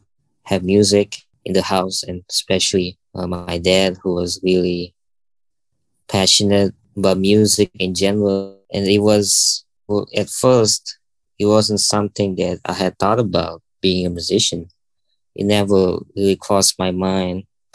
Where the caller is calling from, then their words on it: Jakarta, Indonesia; Right now, I'm calling from Jakarta, Indonesia.